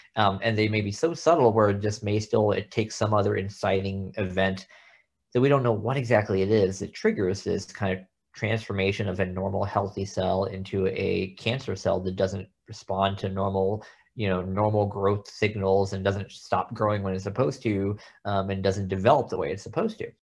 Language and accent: English; Texas, United States; moved away as an adult; now in Oklahoma, United States; I grew up in Texas, but went to medical school at O U